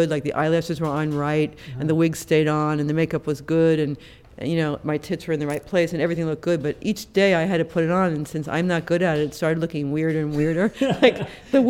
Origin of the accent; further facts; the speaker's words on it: Long Island, New York, United States; I grew up on Long Island